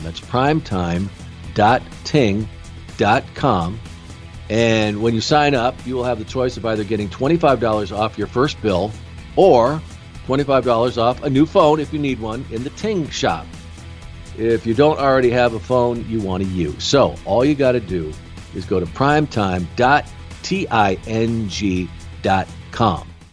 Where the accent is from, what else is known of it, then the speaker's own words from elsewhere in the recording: Rochester, New York, United States; I was born in Rochester